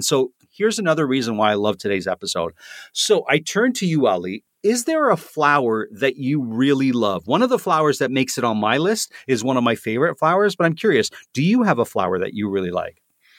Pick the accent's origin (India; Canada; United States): Canada; Toronto, Ontario; First one is not a flower that's native to my hometown of Toronto, Canada, but it is a flower that certainly grows here in Canada.